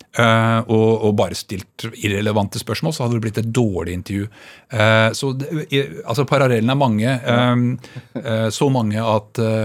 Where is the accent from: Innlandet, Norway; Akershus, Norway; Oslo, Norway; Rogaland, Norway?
Akershus, Norway; Bærum; jeg vokste opp altså på Kolsås og på Rykkinn